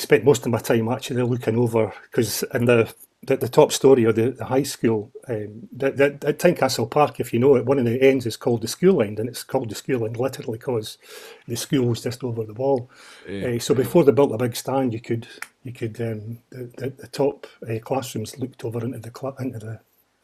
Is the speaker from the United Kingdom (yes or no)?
yes; Edinburgh, Scotland, United Kingdom; I'm from Edinburgh, born and bred in Edinburgh, in the kind of Gorgie Doray area